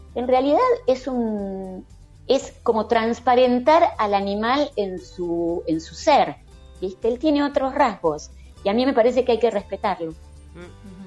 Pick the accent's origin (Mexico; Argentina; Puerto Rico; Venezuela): Argentina; yo soy argentina